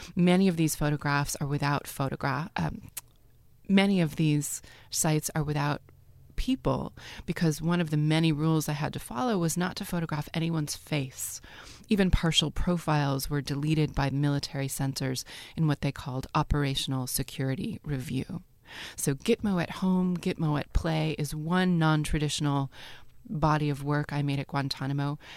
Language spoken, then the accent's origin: English; United States; I am an American conceptual documentary artist